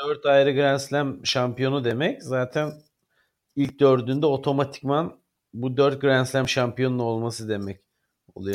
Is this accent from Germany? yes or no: yes; Stuttgart, Baden-Württemberg, Germany; moved away; Stuttgart ki benim doğduğum şehirdir